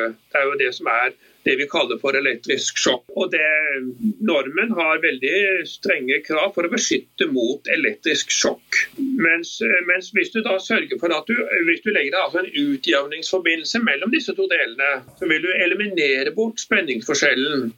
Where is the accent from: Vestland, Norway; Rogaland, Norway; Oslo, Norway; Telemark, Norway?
Vestland, Norway; Bergen; jeg er jo bergenser egentlig, så jeg kjenner jo til Grieghallen